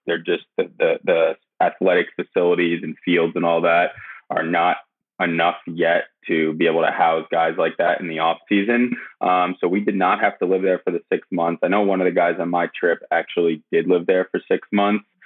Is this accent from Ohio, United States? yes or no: no; Westchester County, New York, United States; I was someone from Westchester County, where our manager, Eric Holtz, was also from